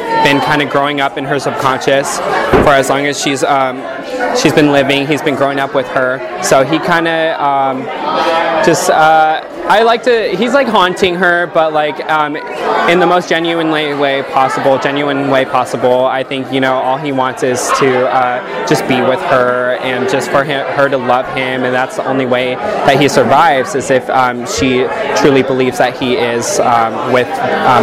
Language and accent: English; Brea, California, United States; I'm from Brea, California, for as long as I can remember, since I was 5 years old